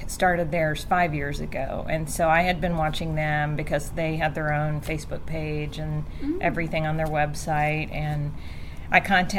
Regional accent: Cincinnati, Ohio, United States; moved away; also born or lived in Sevier County, Tennessee; he moved the family to Cincinnati. And so I'm from Cincinnati. I was born and raised in Cincinnati.

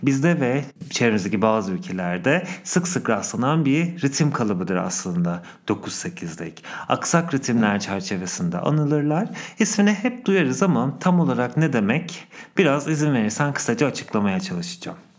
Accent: Istanbul, Turkey; Kadıköy'de büyüdüm

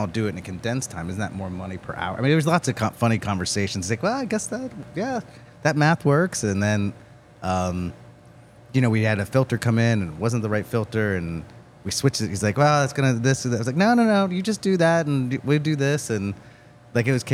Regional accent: Hagerstown, Maryland, United States; now in Frederick, United States; I live in Frederick, but I grew up in Hagerstown.

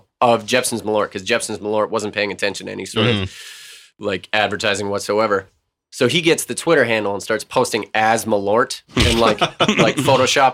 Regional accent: Missouri, United States; also born or lived in northern Illinois suburbs / Chicago; I grew up in the suburbs in northern Illinois, and then the farmland of Missouri

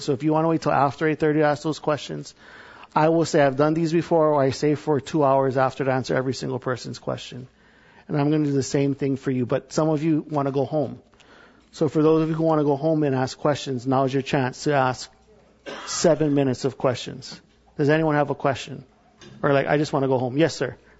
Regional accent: Hawaii, United States; I'm from Hawaii

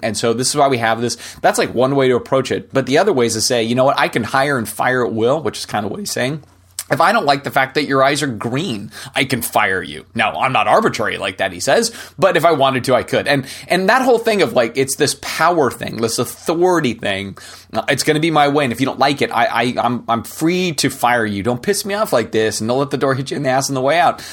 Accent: United States; as an American

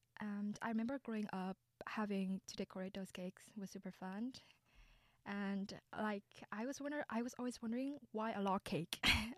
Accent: Vietnam; now in Canada; I'm actually an international student from Vietnam.

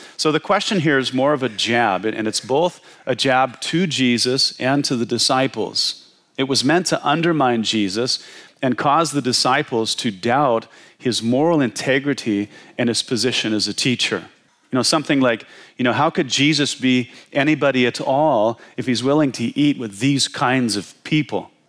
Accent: Washington, United States; I was from Washington State.

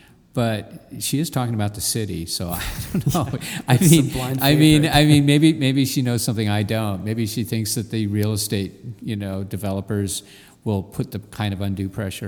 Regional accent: Southern California, United States; now in New York City, United States; I'm fine with the winter, except I'm from Southern California

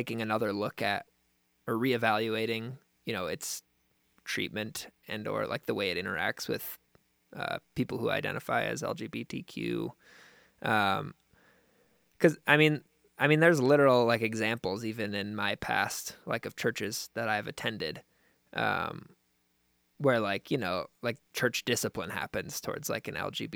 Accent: United States; just as an American

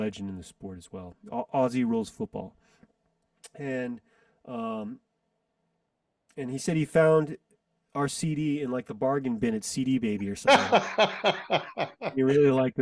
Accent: United States; I'm not Chinese, I'm American.

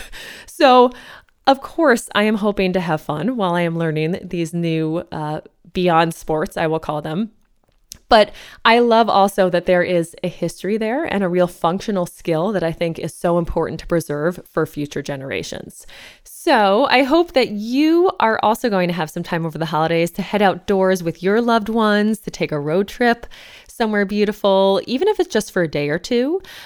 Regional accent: East Coast, United States; now in Los Angeles, United States; I'm not from here, you know, I'm from the East Coast

